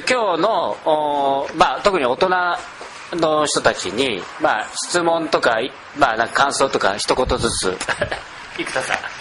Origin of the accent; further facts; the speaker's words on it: Nagoya, Aichi, Japan; 僕あの僕名古屋ですけど